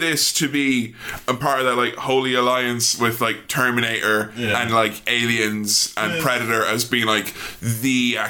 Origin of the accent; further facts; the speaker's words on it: Ireland; I'm Irish.